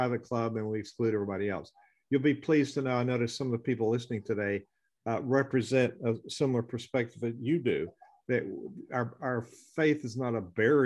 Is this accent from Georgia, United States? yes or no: yes; Atlanta, Georgia, United States; I grew up in Atlanta.